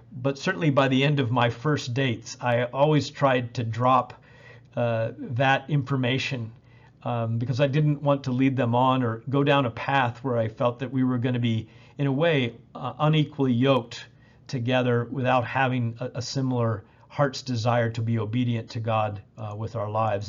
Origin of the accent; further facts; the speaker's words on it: Indianapolis, Indiana, United States; in Indianapolis in my hometown where I was training